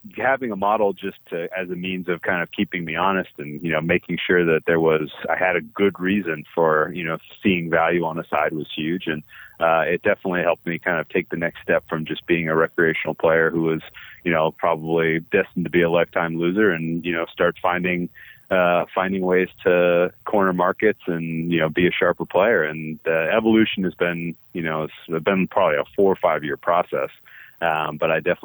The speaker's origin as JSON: {"language": "English", "town": "Boston", "region": "Massachusetts", "country": "United States", "tie": "born or raised there", "said": "I grew up in the Boston area."}